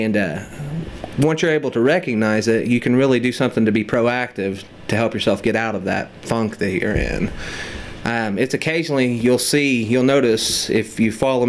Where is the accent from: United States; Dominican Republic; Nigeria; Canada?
United States; Metamora, Indiana; Metamora, Indiana